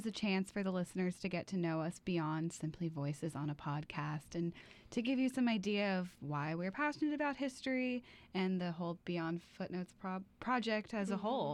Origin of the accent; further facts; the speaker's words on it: Portland, Oregon, United States; also born or lived in Baltimore; I'm originally from Portland